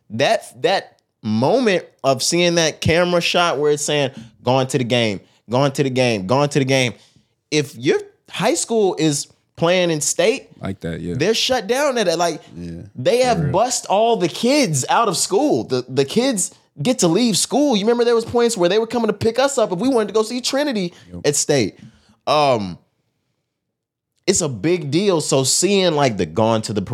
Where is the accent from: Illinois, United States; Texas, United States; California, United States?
Texas, United States; I'm from Texas.